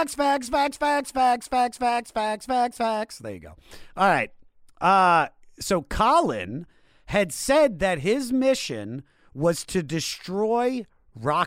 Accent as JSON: {"language": "English", "country": "United States", "tie": "born or raised there", "said": "I grew up right outside of Washington, D.C."}